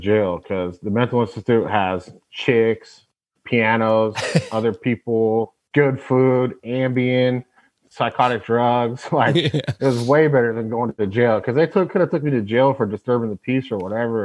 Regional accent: Tacoma, Washington, United States; also born or lived in Honolulu, Hawaii; I was born in Hawaii, actually in Honolulu. Moved to Tacoma, Washington, and that's where I first got started

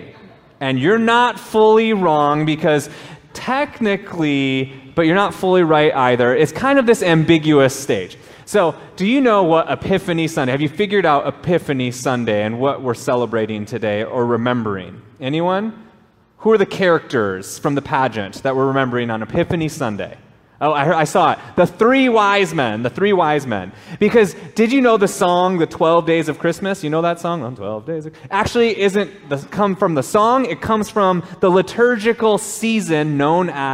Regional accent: Minnesota, United States; I grew up in Minnesota, and I've spent most of my life in either the United States, I spent a little bit of time in Japan

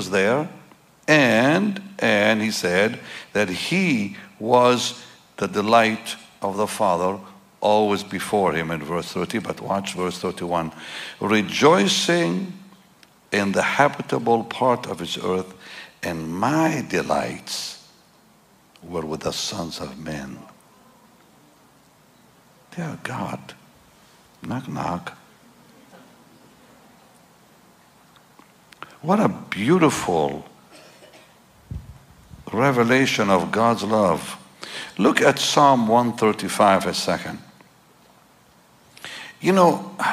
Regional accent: Jaffa, Tel Aviv District, Israel; I'm from there, you know. I'm from that part of the world. I'm from Jaffa. I'm from Israel.

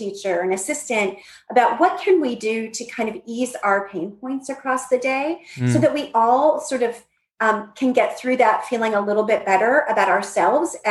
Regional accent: Northeast, United States; I grew up in the Northeast.

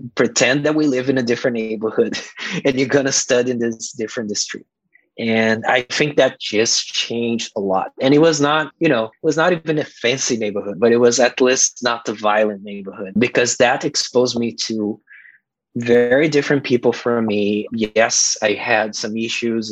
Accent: Brazil; moved away; growing up in Brazil in this poor neighborhood, it was very violent

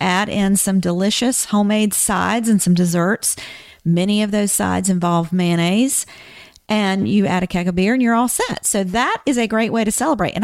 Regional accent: the South, United States; when I was growing up, I grew up in the South

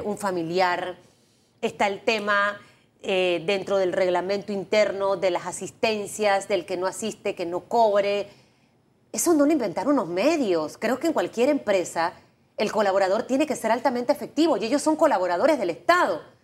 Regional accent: Panama

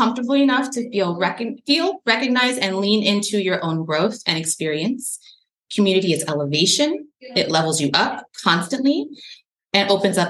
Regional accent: California, United States; accent: Valley girl; also born or lived in Colorado; And then I moved from Colorado to California when I was 2.

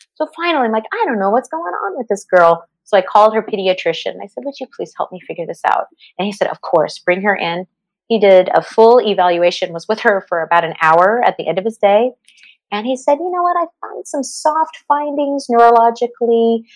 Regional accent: Los Angeles, California, United States; also born or lived in Santa Clarita, California; I grew up in the San Fernando Valley

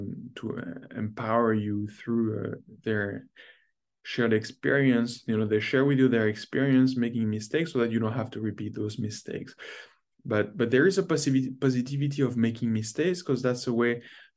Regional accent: France; moved away as an adult; now in North America; growing up in France

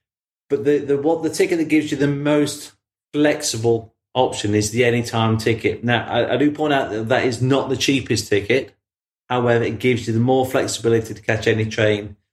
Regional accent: Midlands, United Kingdom; I'm from the Midlands

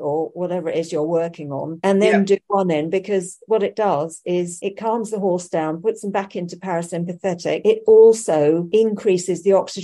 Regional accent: United Kingdom; being a Brit

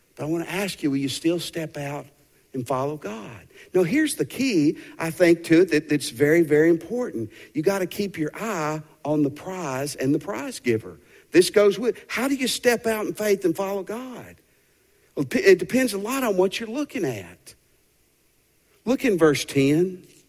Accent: Tennessee, United States; moved away as an adult; also born or lived in Fort Worth, Texas; my parents still lived in Tennessee

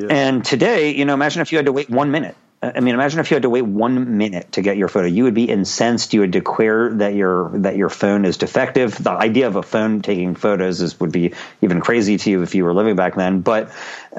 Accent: United States; I'm an American

